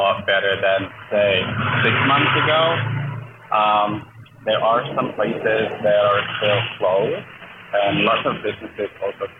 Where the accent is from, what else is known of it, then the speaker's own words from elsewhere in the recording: Bali, Indonesia; I'm from Bali originally. I was born and raised here